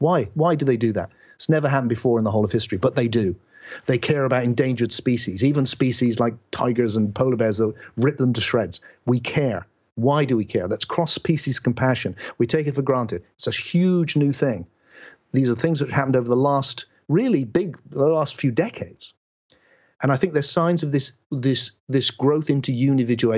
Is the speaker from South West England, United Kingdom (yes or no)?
yes; West Country, South West England, United Kingdom; I speak in this way because I was born in England in the West Country.